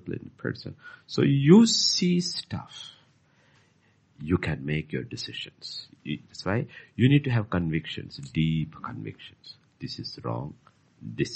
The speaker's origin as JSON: {"language": "English", "country": "Bhutan", "tie": "born or raised there", "said": "Bhutan is as beautiful as Switzerland and uncontaminated at those years. So it was, I mean, the life I had as a child was fantastic"}